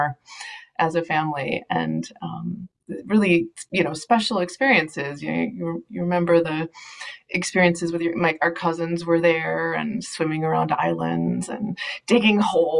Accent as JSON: {"language": "English", "region": "Minnesota", "country": "United States", "also_born_or_lived": "the Midwest / the West / Latin America", "said": "I am definitely a Minnesotan."}